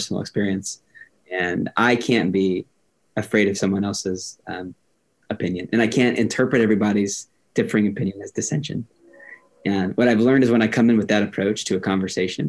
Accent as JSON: {"language": "English", "town": "Miami", "region": "Florida", "country": "United States", "tie": "born or raised there", "also_born_or_lived": "Lakeland, Florida", "said": "I'm from Miami. Like, I'm a Latino kid from Miami"}